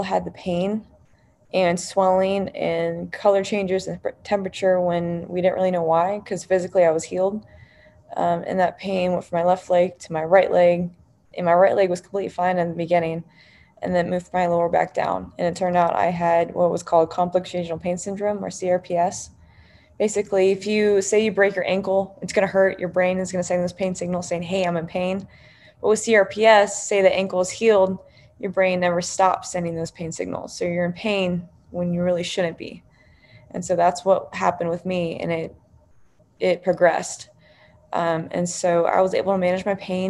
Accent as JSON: {"language": "English", "town": "New Braunfels", "region": "Texas", "country": "United States", "tie": "born or raised there", "said": "growing up in New Braunfels, Texas, super close to San Antonio"}